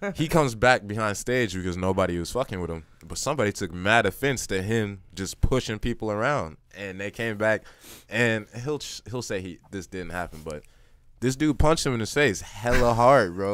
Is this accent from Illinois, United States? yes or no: yes; Chicago, Illinois, United States; now in Kansas City, United States; I'm from Chicago